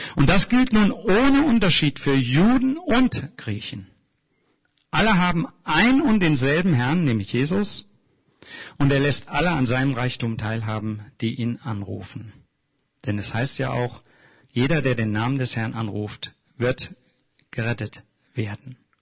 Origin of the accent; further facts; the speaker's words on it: Germany